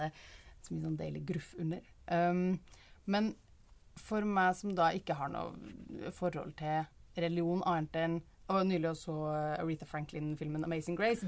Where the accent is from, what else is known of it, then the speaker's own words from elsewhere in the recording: Trøndelag, Norway; som trønder